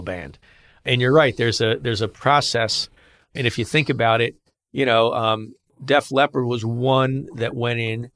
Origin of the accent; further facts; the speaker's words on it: Philadelphia, Pennsylvania, United States; I'm from Philly